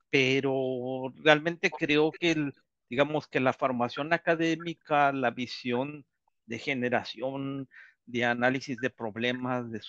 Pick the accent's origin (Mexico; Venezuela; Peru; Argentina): Mexico; moved away; yo salí realmente de México por la falta de oportunidades, por la falta de, por la de, la falta de creencia en México de, de, de, ser aceptado